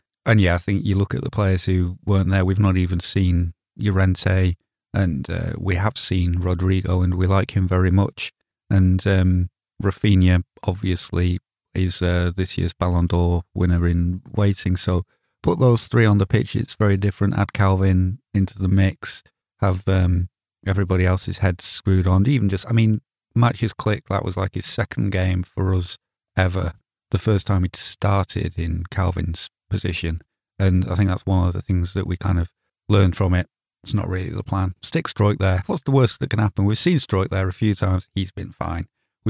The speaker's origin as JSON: {"language": "English", "country": "United Kingdom", "said": "Well, nobody's going to say that to me because I'm British."}